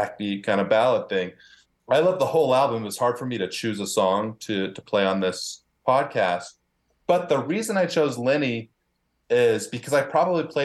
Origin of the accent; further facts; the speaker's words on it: Houston, Texas, United States; now in Brooklyn, United States; I grew up in Houston, Texas